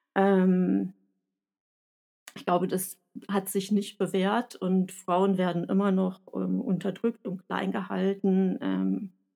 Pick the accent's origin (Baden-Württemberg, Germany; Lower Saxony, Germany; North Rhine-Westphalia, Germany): North Rhine-Westphalia, Germany; Sauerland; accent: Sauerland; ich spreche mit sauerländischem Akzent